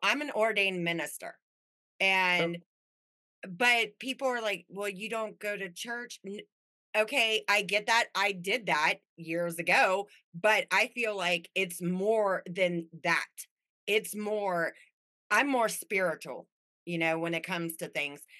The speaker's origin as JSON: {"language": "English", "town": "Las Vegas", "region": "Nevada", "country": "United States", "tie": "born or raised there", "also_born_or_lived": "Anaheim / Midwest", "moved": "yes", "said": "I grew up in Vegas, and then my family was from back here, so it kind of moved back"}